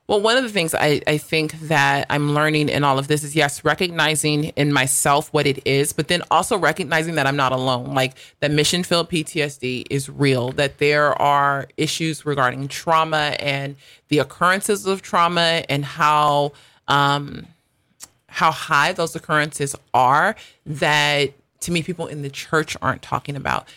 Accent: United States; accent: American; moved away as an adult; also born or lived in South Africa

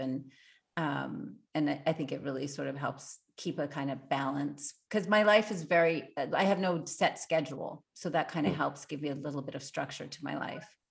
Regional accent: Montreal, Quebec, Canada; I grew up in Montreal.

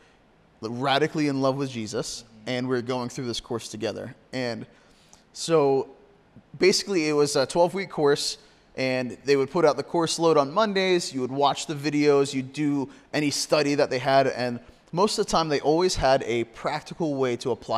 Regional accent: Corry, Pennsylvania, United States; here in my hometown

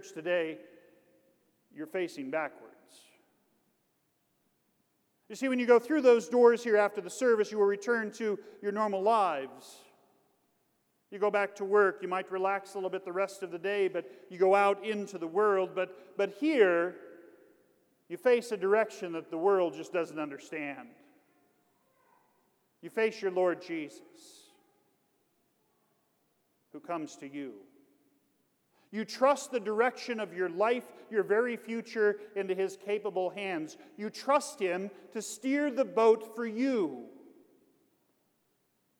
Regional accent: Kansas, United States; I'm from Kansas.

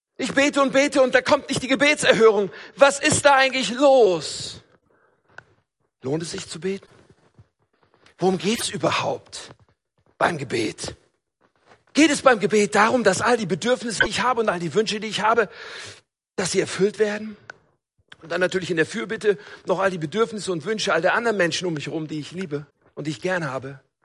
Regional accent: North Rhine-Westphalia, Germany; Ich komme ja aus Nordrhein-Westfalen

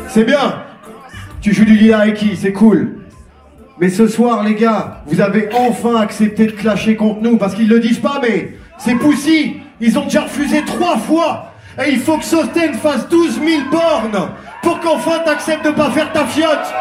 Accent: Tours, Centre-Val de Loire, France; now in Paris, France; On big up Tour City parce que c'est ici qu'on a grandi

